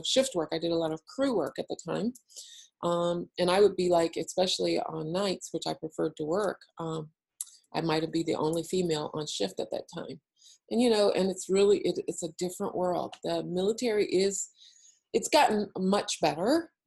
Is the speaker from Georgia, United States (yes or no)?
no; Ohio, United States; moved away as an adult; I grew up in Ohio